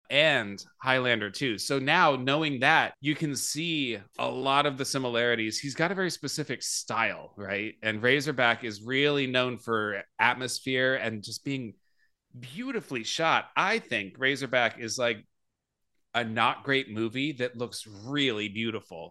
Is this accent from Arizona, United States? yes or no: yes; Phoenix, Arizona, United States; I grew up in Phoenix, Arizona